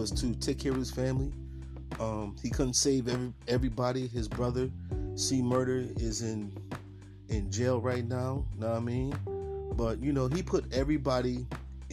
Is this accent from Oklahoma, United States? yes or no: no; Buffalo, New York, United States; Growing up in Buffalo, New York, east side of Buffalo in the 80s and 90s